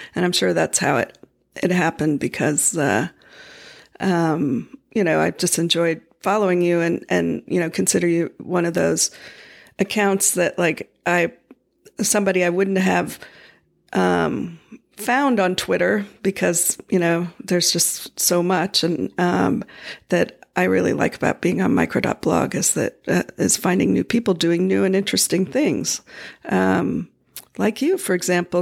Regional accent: Florida, United States; I grew up in Florida

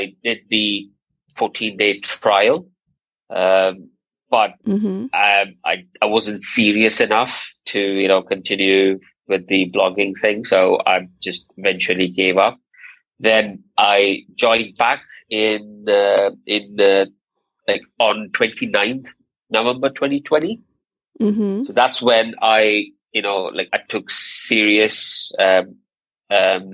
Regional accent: Abu Dhabi, United Arab Emirates; moved away as an adult; also born or lived in Tamil Nadu, India; now in United Kingdom; I was born in India, in a place called Tamil Nadu, and but I grew up in Abu Dhabi all my life, and Abu Dhabi is in the United Arab Emirates.

